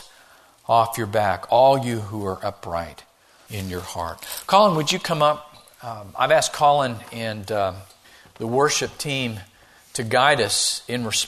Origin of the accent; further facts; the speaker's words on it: Missouri, United States; I grew up in Missouri